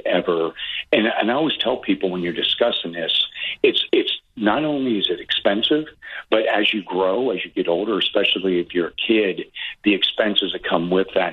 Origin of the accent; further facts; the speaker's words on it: Butler, Pennsylvania, United States; Being born and raised in Butler, Pennsylvania, or Pittsburgh, basically, my whole family lived there, still lives there.